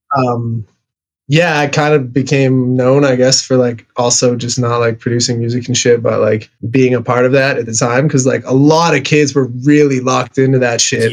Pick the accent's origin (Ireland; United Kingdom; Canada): Canada; I'm Canadian